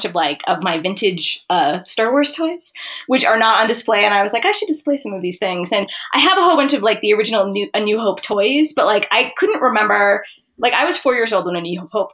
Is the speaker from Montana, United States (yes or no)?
yes; Montana, United States; I grew up in Montana